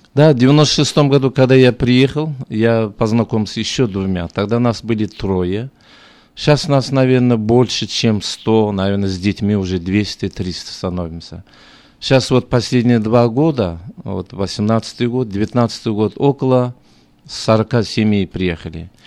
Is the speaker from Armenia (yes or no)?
no; Zhambyl Region, Kazakhstan; Russian is a second language; moved away as an adult; also born or lived in Moscow, Russia / Almaty, Kazakhstan; now in Sacramento, United States; Я сам э, родился в Джамбульской области, потом уехал учиться в Москву